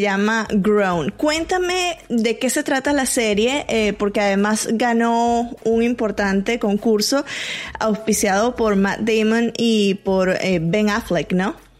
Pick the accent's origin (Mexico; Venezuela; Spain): Venezuela; yo como venezolana